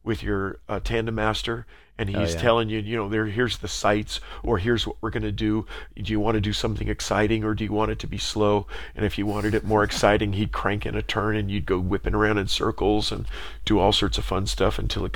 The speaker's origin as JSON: {"language": "English", "town": "San Diego", "region": "California", "country": "United States", "tie": "born or raised there", "said": "I grew up in San Diego, right next to a place called Belmont Park in South Mission Beach"}